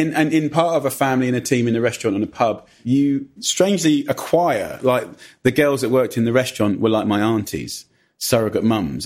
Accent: Clavering, East of England, United Kingdom; also born or lived in Ockendon; we went pretty much as soon as I was born to a little village called Clavering.

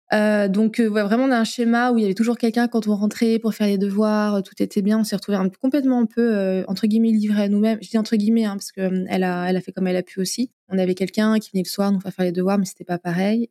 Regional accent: Limoges, Nouvelle-Aquitaine, France; moved away as an adult; je suis originaire de Limoges, que j'ai quitté, je suis revenue

